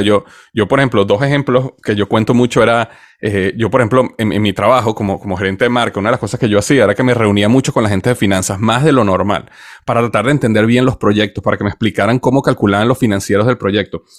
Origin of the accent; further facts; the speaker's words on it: Venezuela; moved away as an adult; also born or lived in United States / Cincinnati; nací en Estados Unidos, pero crecí en Venezuela